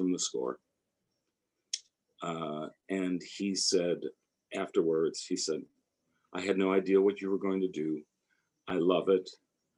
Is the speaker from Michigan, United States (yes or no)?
no; Chicago, Illinois, United States; moved away as an adult; now in New York, United States; I grew up in Chicago